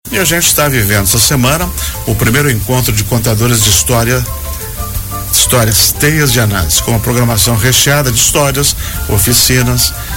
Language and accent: Portuguese; Rio Grande do Sul, Brazil; now in Santa Catarina, Brazil; Rio Grande do Sul é um estado de onde eu vim